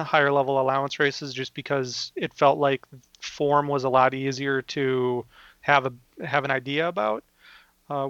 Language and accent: English; Minnesota, United States; I'm from Minnesota